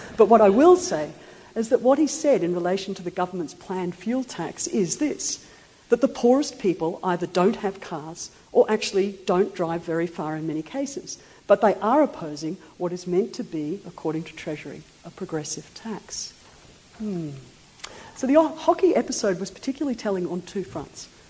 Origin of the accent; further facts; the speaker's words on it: Queensland, Australia; I come from Queensland